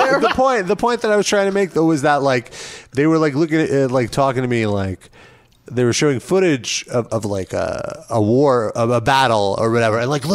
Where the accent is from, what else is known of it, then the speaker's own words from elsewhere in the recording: United States; My home country is America, because I was born here.